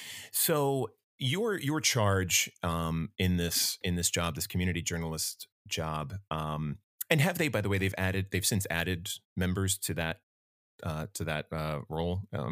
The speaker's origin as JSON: {"language": "English", "region": "New Jersey", "country": "United States", "tie": "born or raised there", "said": "I grew up in South Jersey. You know, I've spent really my whole life here in this area."}